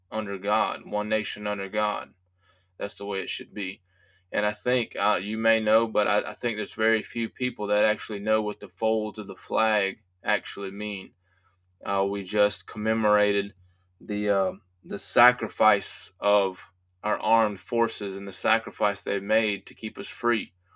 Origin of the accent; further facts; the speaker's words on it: United States; as American citizens